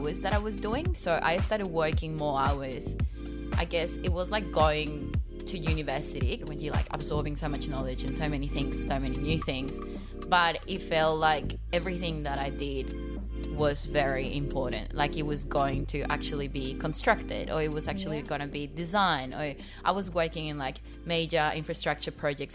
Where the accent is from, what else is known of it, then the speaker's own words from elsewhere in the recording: Pasto, Nariño, Colombia; English is a second language; moved away as an adult; now in Australia; my home country, because like we are a developing country